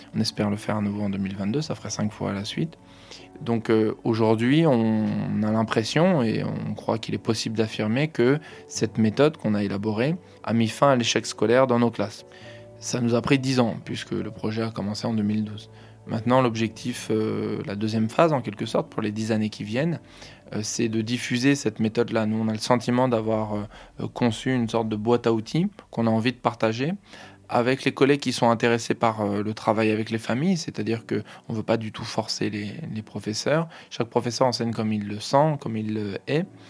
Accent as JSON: {"language": "French", "area": "Hauts-de-Seine", "region": "Île-de-France", "country": "France", "tie": "born or raised there", "said": "J'ai grandi euh, dans les Hauts-de-Seine"}